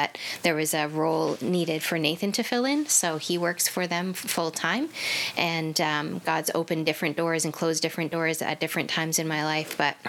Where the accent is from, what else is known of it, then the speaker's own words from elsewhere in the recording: Ontario, Canada; I was born and raised in Ontario. Mm-hmm. We moved a fair amount because of my dad's work, but that really taught me contentment in adjusting to different environments and different hometown, so that was good for me.